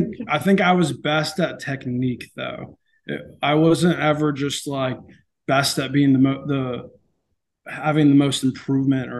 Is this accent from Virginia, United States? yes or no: no; Roanoke, Texas, United States; I'm from Roanoke, Texas